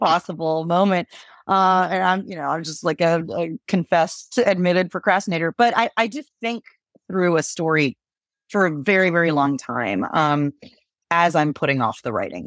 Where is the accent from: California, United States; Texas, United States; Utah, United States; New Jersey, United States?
Texas, United States; Galveston; moved away; I was born in Galveston